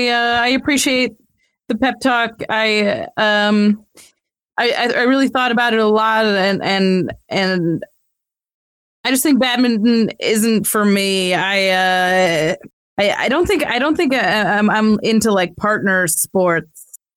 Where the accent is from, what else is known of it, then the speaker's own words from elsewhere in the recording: Midwest, United States; I did try, but my mom's Canadian and I'm from the Midwest, so it doesn't come naturally.